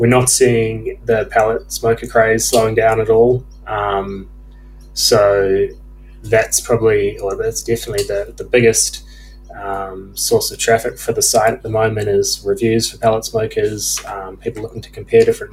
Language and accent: English; New Zealand; now in Australia; growing up in New Zealand and then moving over to Australia